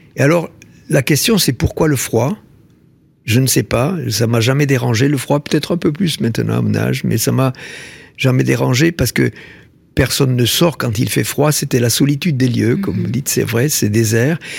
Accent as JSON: {"language": "French", "area": "Tarn", "region": "Occitania", "country": "France", "tie": "born or raised there", "said": "je suis né dans le Tarn. Euh, mhm. Tarn, il y a deux villes pour situer, Albi et Castres. Donc, je suis né dans un village, tout petit village de, 800 habitants."}